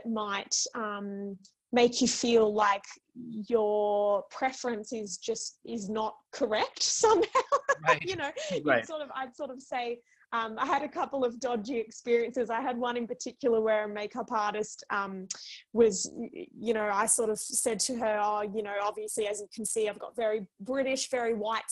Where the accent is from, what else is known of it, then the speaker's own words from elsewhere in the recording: Australia; both being Australian